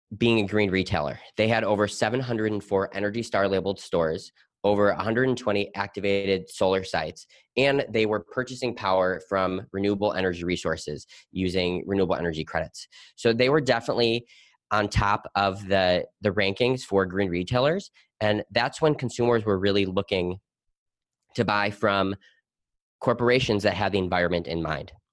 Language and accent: English; Milwaukee, Wisconsin, United States; growing up in Milwaukee, Wisconsin, my family owned a recycling plastics company.